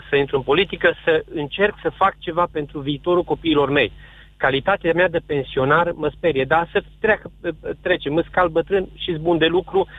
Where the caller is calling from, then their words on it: Arad, Arad County, Romania; Sunt din Arad am adunat și adun semnături pentru USR